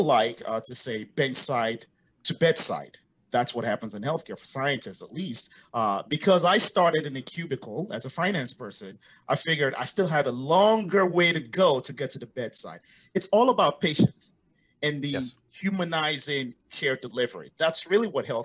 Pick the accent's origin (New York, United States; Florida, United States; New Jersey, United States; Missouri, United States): New Jersey, United States; moved away; also born or lived in West Africa / Europe; Born in West Africa, grew up in the States, in New Jersey, to be specific.